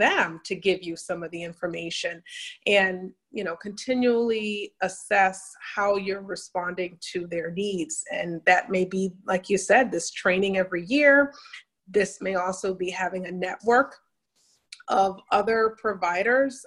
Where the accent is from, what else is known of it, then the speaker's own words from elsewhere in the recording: New Haven, Connecticut, United States; I'm originally from Connecticut, uh, New Haven, Connecticut, where I grew up.